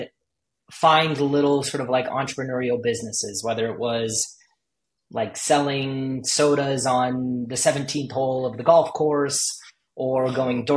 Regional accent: Los Angeles, California, United States; I grew up

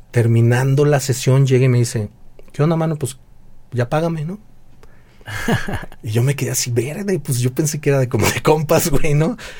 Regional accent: Guadalajara, Jalisco, Mexico; soy baterista, soy de Guadalajara

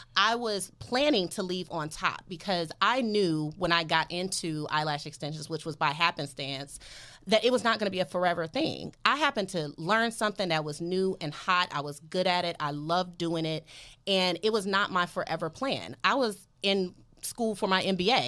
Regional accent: Detroit, Michigan, United States; now in Los Angeles, United States; I'm from Detroit

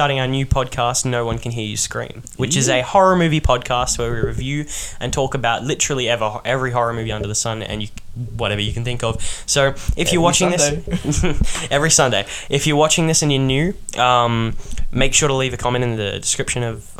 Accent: Australia; We're from Australia

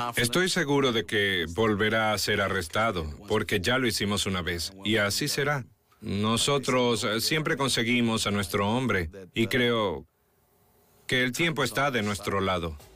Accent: Puerto Rico; soy puertorriqueño

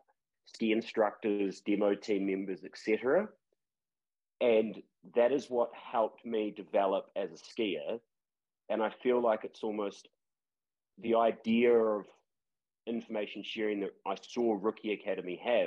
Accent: Christchurch, Canterbury, New Zealand; I grew up in Christchurch

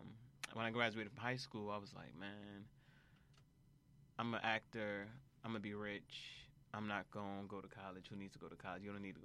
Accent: Atlanta, Georgia, United States; born there; also born or lived in Nigeria; So I was born in Atlanta, Georgia.

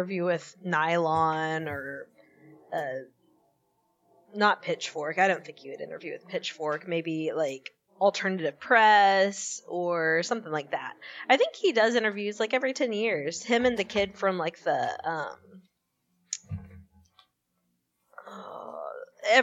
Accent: northwest Louisiana, United States; outside my hometown, is in like northwest Louisiana.

